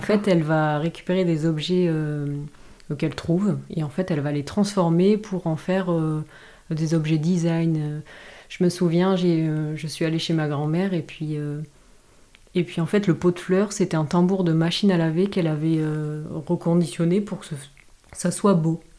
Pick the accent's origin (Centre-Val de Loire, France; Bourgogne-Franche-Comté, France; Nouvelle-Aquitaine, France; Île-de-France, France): Nouvelle-Aquitaine, France; Dax; also born or lived in Grande-Synthe, near Dunkirk; Je suis née en fait dans le nord de la France, à Grande-Sainte, donc c'est près de Dunkerque. Euh, et, en fait, j'ai vécu euh, toute mon enfance dans le sud-ouest, euh, à Dax.